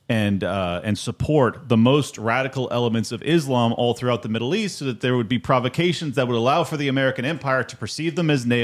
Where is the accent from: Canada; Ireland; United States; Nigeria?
Nigeria; Uh, I'm Nigerian.